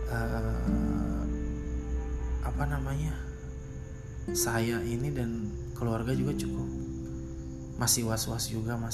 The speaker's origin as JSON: {"language": "Indonesian", "region": "West Sulawesi", "country": "Indonesia", "said": "gempa yang kemarin melanda daerah saya tepatnya di wilayah Sulawesi Barat, kota Majene dan juga kota Mamuju."}